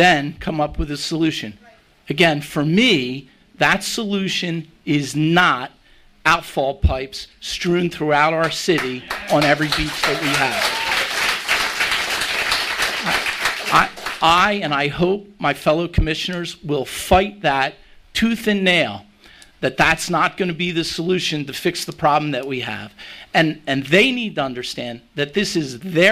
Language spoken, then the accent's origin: English; Margate, New Jersey, United States; I grew up here in Margate